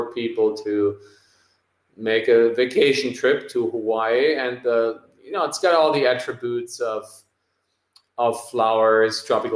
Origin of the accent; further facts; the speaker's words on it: Germany; the V-dub plant in my hometown where they make the current bus